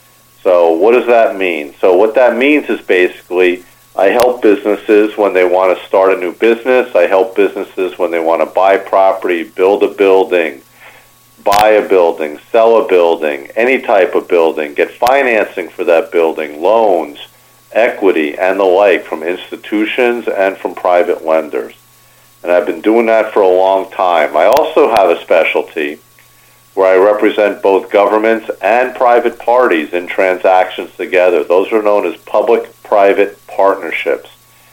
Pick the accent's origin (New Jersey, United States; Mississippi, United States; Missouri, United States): New Jersey, United States; moved away as an adult; also born or lived in New York City, New York / New York; now in South Florida, United States; So I'm originally from New York, New York City. I grew up in New Jersey. I practiced law in New York for a number of years before moving down to Florida 25 years ago.